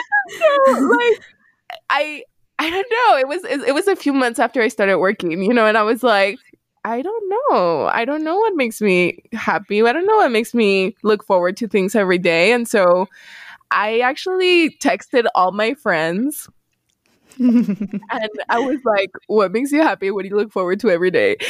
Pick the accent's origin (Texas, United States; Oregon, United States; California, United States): Texas, United States; El Paso; moved away as an adult; also born or lived in Missouri; I was born and raised in El Paso, which is heavily Hispanic